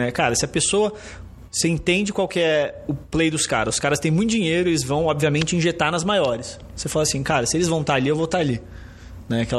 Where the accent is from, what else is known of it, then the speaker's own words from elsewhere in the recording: São Paulo, Brazil; also born or lived in Rio de Janeiro; Sou carioca, mas cresci aqui em São Paulo